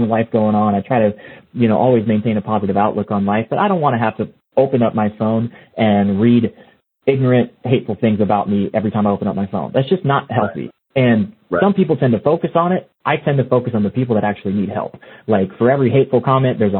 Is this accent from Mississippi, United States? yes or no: yes; South Mississippi, United States; moved away; also born or lived in California; I grew up in South Mississippi, man. So I was in the heat of everything, you know, growing up. And it wasn't until I moved to California